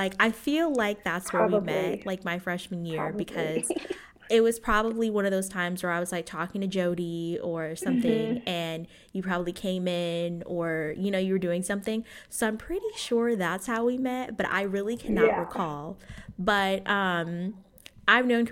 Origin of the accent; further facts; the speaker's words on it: Illinois, United States; moved away; I'm originally from Illinois, and I grew up in a really small town